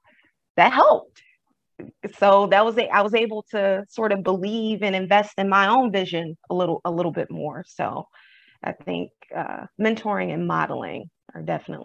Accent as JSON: {"language": "English", "region": "the South", "country": "United States", "said": "I'm from the South originally, my family."}